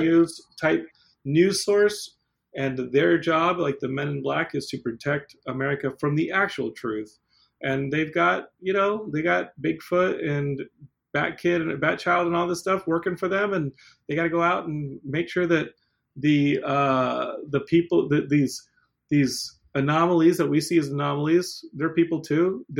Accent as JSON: {"language": "English", "town": "Austin", "region": "Texas", "country": "United States", "tie": "born or raised there", "said": "Because I grew up in Austin, and he was just on Austin Access TV back then."}